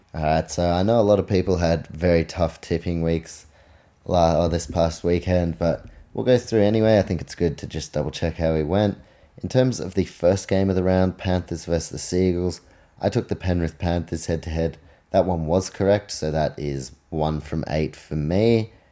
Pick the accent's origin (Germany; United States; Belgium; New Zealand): New Zealand; I'm from New Zealand